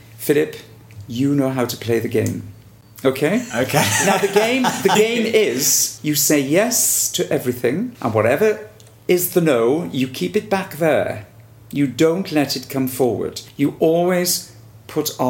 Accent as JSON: {"language": "English", "region": "Wales", "country": "United Kingdom", "said": "I'm dark, I'm Welsh"}